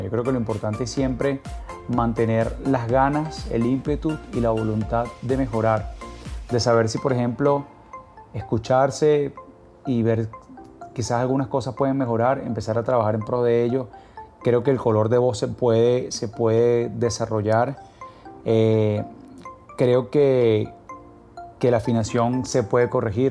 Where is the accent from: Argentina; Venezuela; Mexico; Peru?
Venezuela; Caracas, Capital District; Soy de Caracas, Venezuela, nací en Caracas y me encuentro en estos momentos en Caracas, Venezuela.